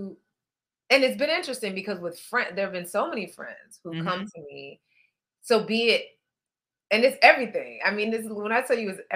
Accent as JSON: {"language": "English", "region": "Midwest", "country": "United States", "moved": "as an adult", "lives_now": "New York, United States", "said": "we're both from the Midwest"}